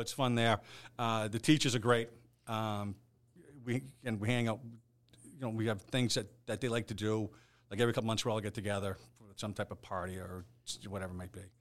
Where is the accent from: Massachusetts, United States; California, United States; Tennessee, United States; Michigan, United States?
Massachusetts, United States; Hingham; my next door neighbor growing up in Hingham was a Boston police officer